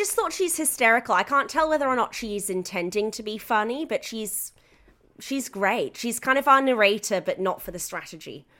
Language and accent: English; United Kingdom; now in Australia; I'm British